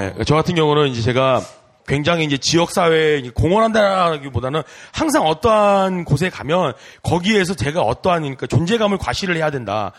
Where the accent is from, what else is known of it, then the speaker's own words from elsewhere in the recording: South Korea; moved away as an adult; also born or lived in Japan; 저도 이제 한국 사람이고 동방 에이지국에서 네, 태어나